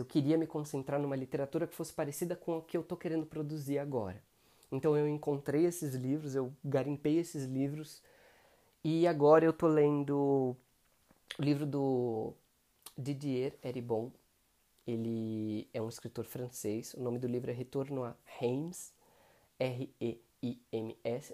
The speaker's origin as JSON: {"language": "Portuguese", "region": "São Paulo", "country": "Brazil", "said": "eu tenho 28 anos, sou de São Paulo."}